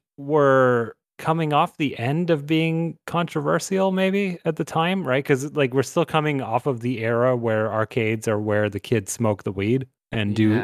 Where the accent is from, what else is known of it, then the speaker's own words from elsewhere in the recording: Las Vegas, Nevada, United States; moved away; I grew up in Vegas